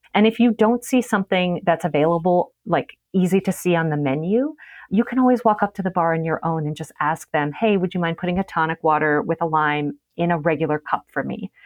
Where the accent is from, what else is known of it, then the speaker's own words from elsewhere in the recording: Las Vegas, Nevada, United States; moved away; also born or lived in Chicago; I'm from Vegas